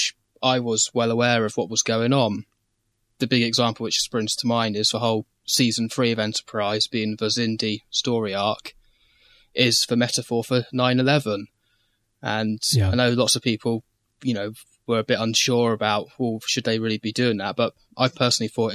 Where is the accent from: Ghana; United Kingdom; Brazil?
United Kingdom; I'm British